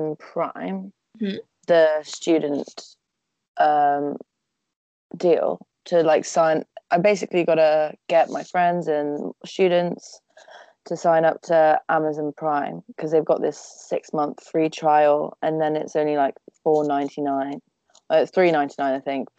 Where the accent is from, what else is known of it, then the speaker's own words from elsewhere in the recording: Cheltenham, South West England, United Kingdom; also born or lived in Nottingham; I've lived in Cheltenham since I was born.